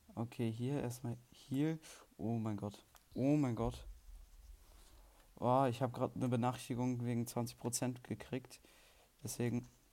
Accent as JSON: {"language": "German", "country": "Germany", "said": "Ich bin Deutscher und Schweizer Staatsbürger"}